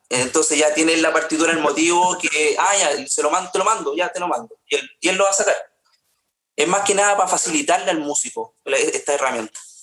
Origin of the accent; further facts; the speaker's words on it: Paine, Santiago Metropolitan Region, Chile; also born or lived in Rancagua / Graneros; nací en Rancagua, viví en Graneros hasta los cinco años, en la sexta región, y después eh, nos fuimos a Paine, ahí hice todo, desde kinder a, a cuarto medio estudié acá en Paine